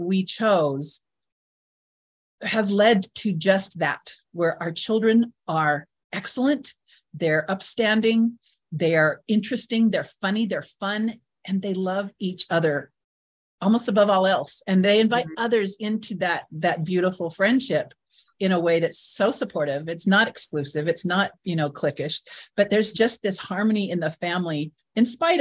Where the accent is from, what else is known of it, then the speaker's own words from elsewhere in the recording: Southern Utah, United States; We're from Southern Utah.